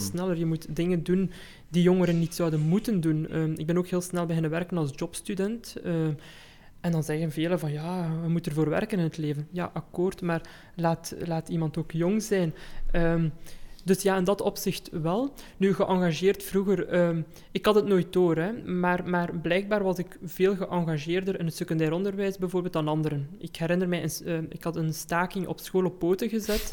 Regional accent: Belgium; also born or lived in Germany; Ik ben zelf geboren in Duitsland, uh, hebben daar zes jaar gewoond en mhm. nadien naar België geïmigreerd.

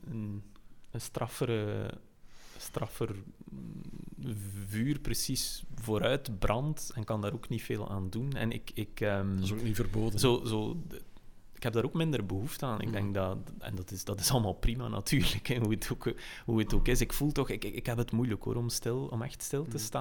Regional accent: West Flanders, Belgium; als West-Vlamingen.

